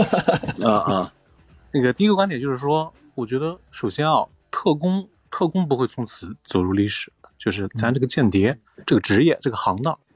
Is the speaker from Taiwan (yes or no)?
no; China; 我们中国人看春晚